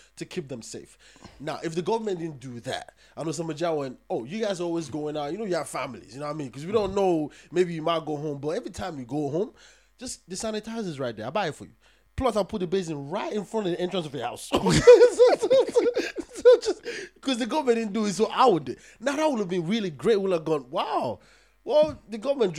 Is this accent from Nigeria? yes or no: yes; Nigeria; I'm from Nigeria.